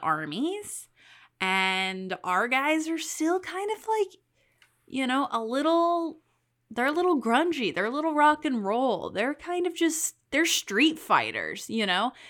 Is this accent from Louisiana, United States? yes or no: yes; Louisiana, United States; I was born in Louisiana, so I say New Orleans